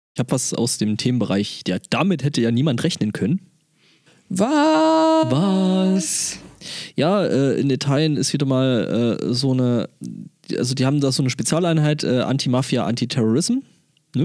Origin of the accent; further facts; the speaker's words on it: near Dorfchemnitz, Saxony, Germany; moved away; dann ist es eigentlich gar nicht mal so weit von da weg, wo ich herkomme, weil das ist neben Dorf Chemnitz